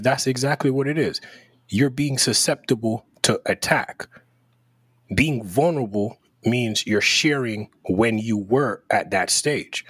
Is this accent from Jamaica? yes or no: yes; Jamaica; growing up in Jamaica